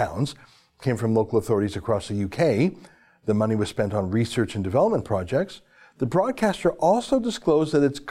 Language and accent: English; Canada; I'm a Canadian